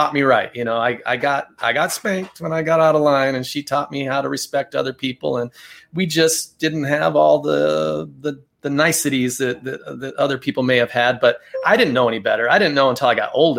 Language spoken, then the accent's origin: English; Tucson, Arizona, United States; So I was born and raised in Tucson, Arizona. So I've always lived here in Tucson